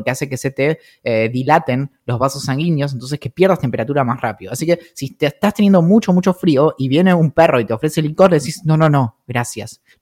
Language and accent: Spanish; San Carlos de Bariloche, Río Negro, Argentina; creciendo en Bariloche